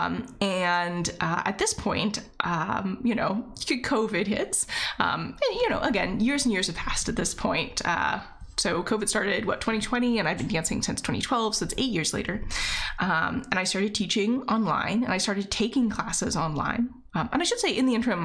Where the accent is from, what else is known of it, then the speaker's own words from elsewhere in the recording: Virginia, United States; moved away as an adult; also born or lived in Seattle; I moved back home to Virginia.